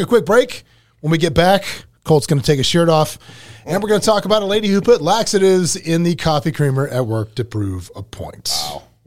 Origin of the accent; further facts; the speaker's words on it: Lake City, Florida, United States; also born or lived in Gainesville; My actual hometown in Lake City.